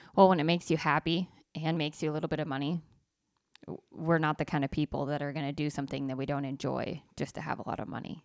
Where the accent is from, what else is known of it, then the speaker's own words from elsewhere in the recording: Idaho, United States; I grew up in Idaho